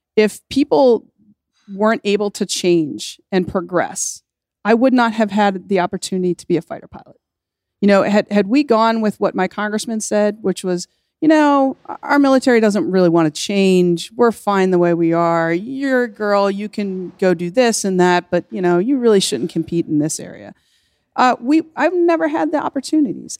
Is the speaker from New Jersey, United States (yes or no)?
no; Kentucky, United States; moved away as an adult; I came from Kentucky. Um, and I, I, was very proud of being from Kentucky